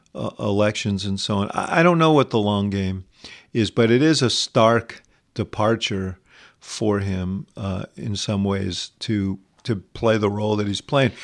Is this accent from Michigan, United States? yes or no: no; New York City, New York, United States; I grew up in Manhattan